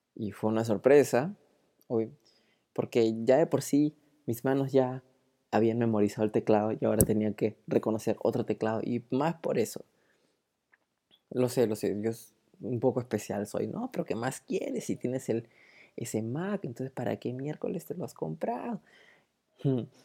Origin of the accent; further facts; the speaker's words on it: Peru; also born or lived in Lima; soy de Perú, y vivo en Lima